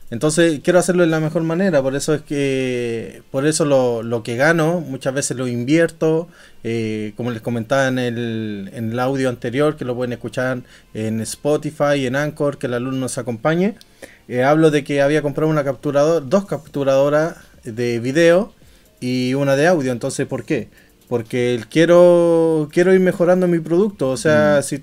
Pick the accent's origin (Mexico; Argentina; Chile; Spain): Chile; Santiago, Santiago Metropolitan Region; now in Stockholm, Sweden; Y yo soy de Chile, chileno chileno, weón.